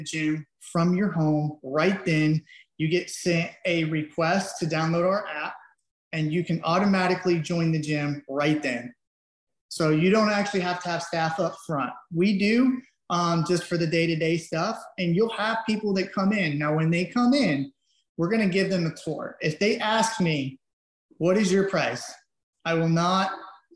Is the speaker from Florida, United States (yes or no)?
yes; Avon Park, Florida, United States; I'm from Avon Park